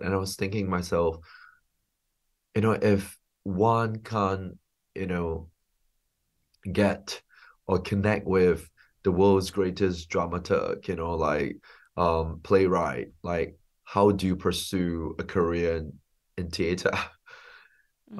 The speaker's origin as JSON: {"language": "English", "country": "Singapore", "tie": "born or raised there", "also_born_or_lived": "London", "moved": "as an adult", "said": "I'm a filmmaker from Singapore. Um, I grew up in Singapore um, and and then lived in London for 15 years"}